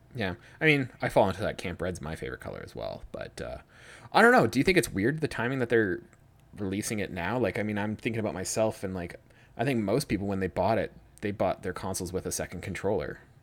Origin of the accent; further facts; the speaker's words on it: Georgian Bay, Ontario, Canada; moved away; I'm from Georgian Bay